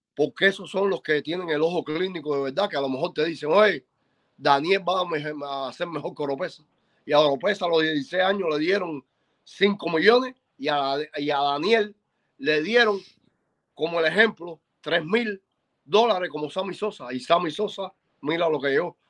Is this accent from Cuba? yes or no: yes; Cuba; moved away; yo soy cubano